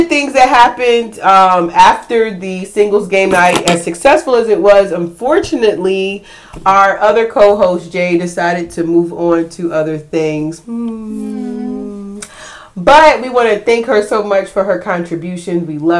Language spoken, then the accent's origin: English; Sierra Leone; She thought I was African, but I am. I'm from Sierra Leone.